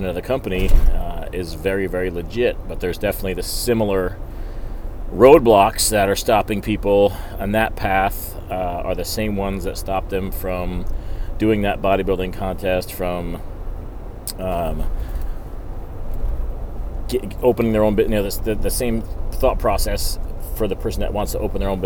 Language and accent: English; New Jersey, United States; I grew up in New Jersey